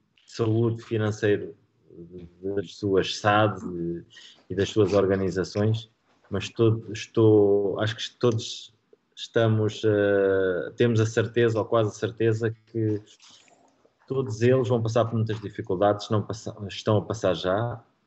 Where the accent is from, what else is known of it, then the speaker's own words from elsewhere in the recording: Marinha Grande, Centro, Portugal; Marinhense, que é eh, o clube da minha, da minha terra